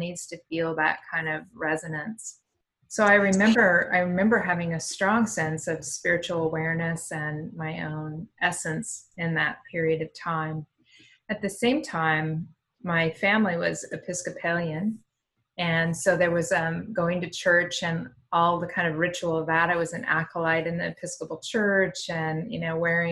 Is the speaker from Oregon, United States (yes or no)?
yes; Eastern Oregon, United States; I grew up in Eastern Oregon